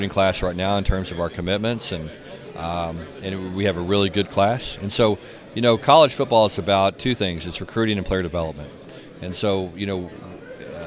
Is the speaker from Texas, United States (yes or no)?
yes; Texas, United States; I grew up in Texas and, you know, started as a high school coach really in the Dallas area